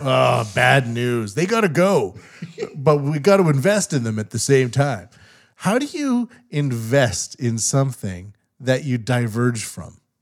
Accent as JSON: {"language": "English", "country": "Canada", "moved": "yes", "lives_now": "Japan", "said": "as a Canadian living in Japan"}